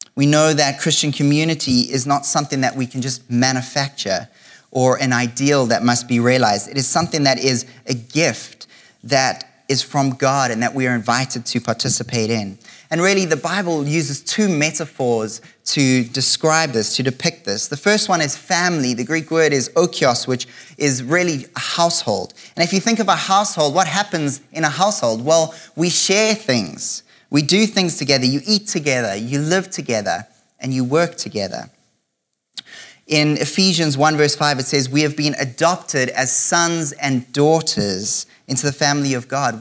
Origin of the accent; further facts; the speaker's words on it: South Africa; now in Canada; for most of my life, I've lived in South Africa